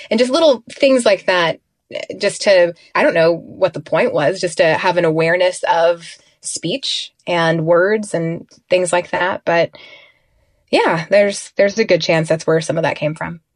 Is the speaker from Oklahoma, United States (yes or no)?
yes; Tulsa, Oklahoma, United States; moved away as an adult; also born or lived in Kansas City; I grew up in Tulsa.